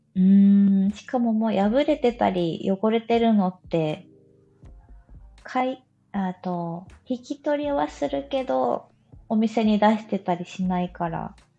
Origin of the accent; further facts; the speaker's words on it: Oita, Japan; accent: Oita dialect; now in Fukuoka, Japan; 出身は大分です。